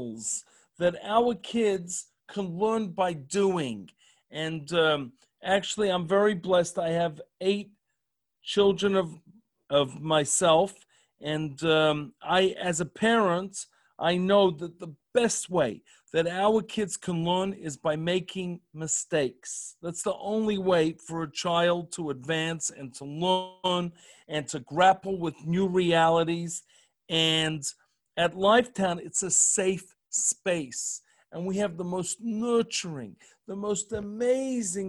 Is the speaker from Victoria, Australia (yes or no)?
yes; Melbourne, Victoria, Australia; moved away as an adult; now in Columbus, United States; I'm from Melbourne, but I had a job offering in Sydney.